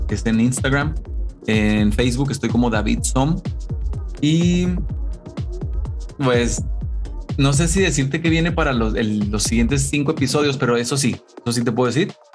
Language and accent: Spanish; Chihuahua, Mexico; como mexicano, como buen chihuahuense de Chihuahua, México